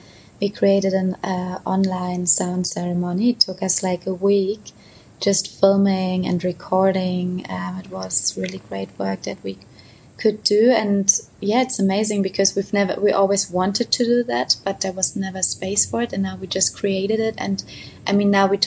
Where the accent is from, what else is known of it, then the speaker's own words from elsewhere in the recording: Potsdam, Brandenburg, Germany; now in Berlin, Germany; we have Brandenburg, where I'm actually from Potsdam, which is just half an hour away